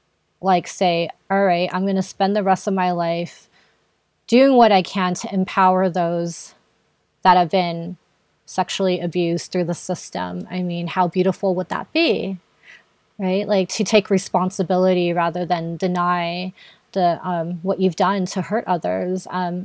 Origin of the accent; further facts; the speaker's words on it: Philippines; being Filipino